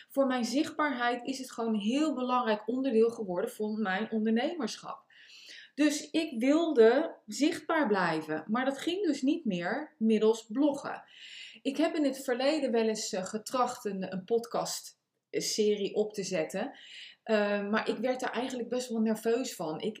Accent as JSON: {"language": "Dutch", "town": "The Hague", "region": "South Holland", "country": "Netherlands", "also_born_or_lived": "United States", "accent": "Hague", "said": "Ik, ik, ik heb natuurlijk een Haags accent. Ik heb twintig jaar in Amerika gewoond."}